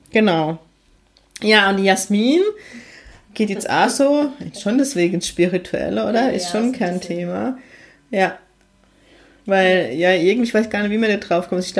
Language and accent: German; Heidelberg, Baden-Württemberg, Germany; ja, ich komme auch aus heidelberg ziegelhaus Also